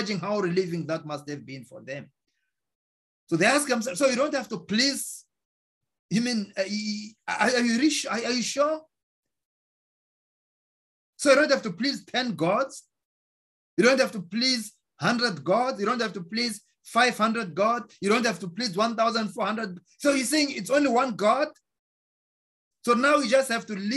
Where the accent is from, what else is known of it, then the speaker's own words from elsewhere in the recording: South Africa; now in United States; I'm from South Africa